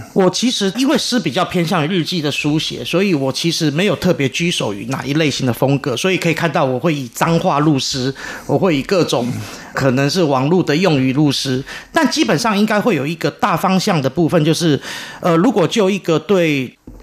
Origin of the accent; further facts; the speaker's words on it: Taiwan; 这是我的土地，我出生在这里